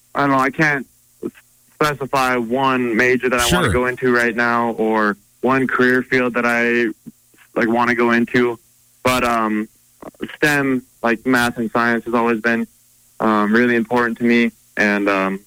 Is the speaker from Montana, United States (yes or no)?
yes; Butte, Montana, United States; It's a good question for kids growing up in Butte